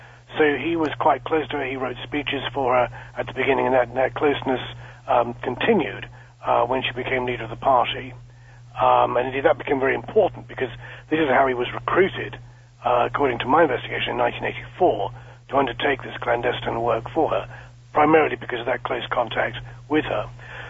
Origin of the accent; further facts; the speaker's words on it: South East England, United Kingdom; Although I sound British, and indeed am British, I have dual nationality. I'm both British and American. My parents are American. My father's family is from Boston. My mother's family is from Chicago. I was born and raised in a small town just west of London, about 11,000 people.